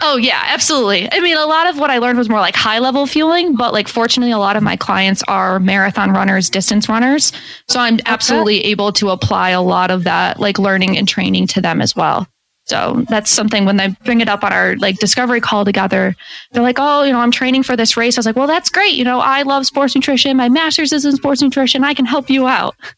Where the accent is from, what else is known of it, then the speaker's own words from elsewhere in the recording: Syracuse, New York, United States; I'm from Syracuse, New York.